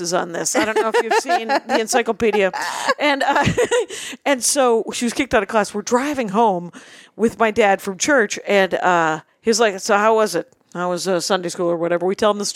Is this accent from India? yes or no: no; Wisconsin, United States; moved away; in Wisconsin, where I was raised